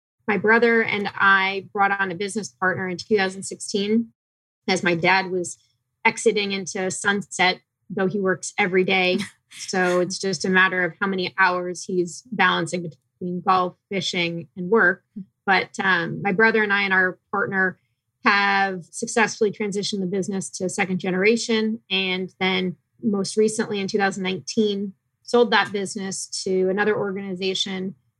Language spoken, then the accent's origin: English; Phoenix, Arizona, United States; also born or lived in San Diego; Born and raised in Phoenix. I migrated over to San Diego for college in the late 90s and stayed there working for Ernst & Young in the public accounting sector for a while.